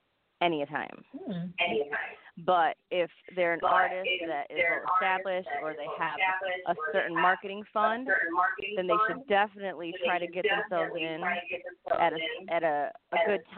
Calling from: Bloomfield Hills, Michigan, United States; I am calling from Michigan. Bloomfield Hills, Michigan.

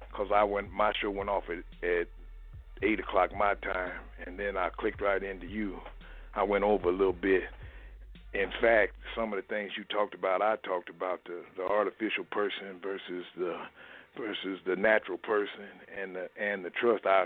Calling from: Minnesota, United States; I'm calling from Minnesota.

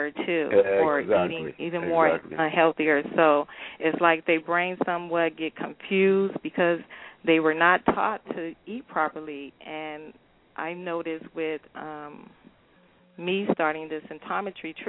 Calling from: California, United States; I'm calling from California

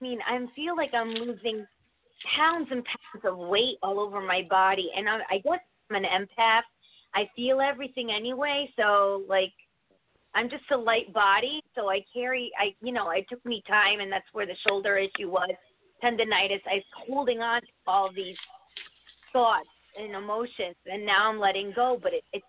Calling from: Connecticut, United States; I'm in Connecticut.

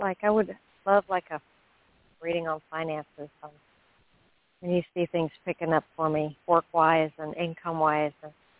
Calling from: Florida, United States; I'm calling from Florida.

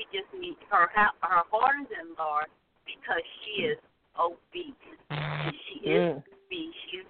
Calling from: North Carolina, United States; This is … from North Carolina.

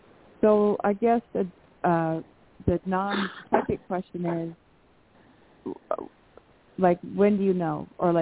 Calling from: Washington, United States; from Washington State.

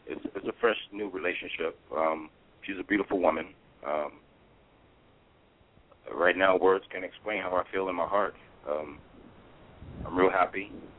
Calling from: Ontario, California, United States; Oh, I'm out here in Ontario, California.

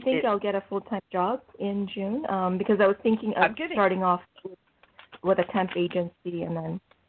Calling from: Canada; I'm calling from Canada.

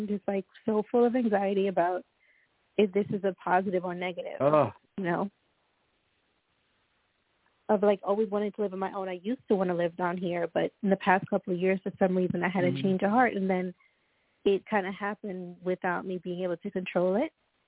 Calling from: Florida, United States; Okay, this is … I'm calling from Florida.

